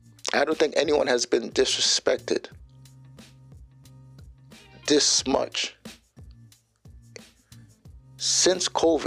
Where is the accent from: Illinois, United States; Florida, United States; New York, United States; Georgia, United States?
New York, United States; I'm a New Yorker.